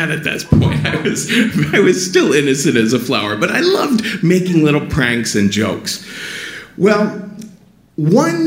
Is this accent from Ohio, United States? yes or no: yes; Cincinnati, Ohio, United States; growing up in Cincinnati